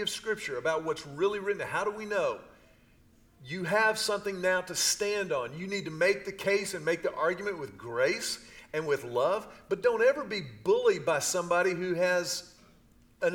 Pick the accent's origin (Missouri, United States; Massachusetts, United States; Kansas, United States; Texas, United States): Texas, United States; Houston; I grew up in Houston during the Houston Astros with Cesar Cedeño